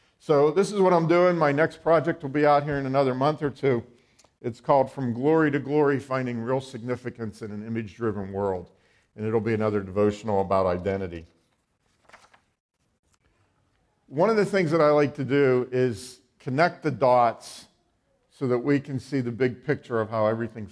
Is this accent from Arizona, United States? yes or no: no; Western Pennsylvania, United States; I am from Western Pennsylvania. I've been there all my life.